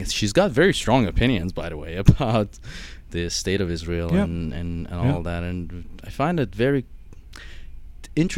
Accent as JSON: {"language": "English", "town": "Shiraz", "region": "Fars", "country": "Iran", "tie": "born or raised there", "said": "I was born and raised in Shiraz"}